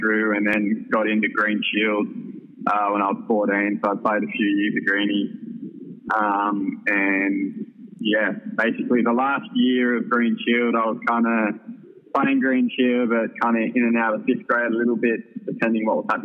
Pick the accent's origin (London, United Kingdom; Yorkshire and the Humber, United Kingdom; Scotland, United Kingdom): Scotland, United Kingdom; I was born in Scotland